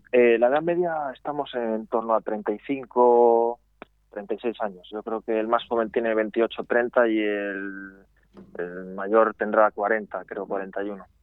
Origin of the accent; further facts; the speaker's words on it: Valladolid, Castile and León, Spain; moved away; also born or lived in Galicia; somos de Valladolid, aunque estemos fuera